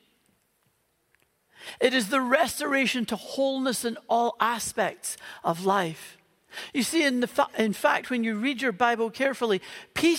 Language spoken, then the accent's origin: English; Northern Ireland, United Kingdom; moved away; You can maybe tell from the accent that I grew up in Northern Ireland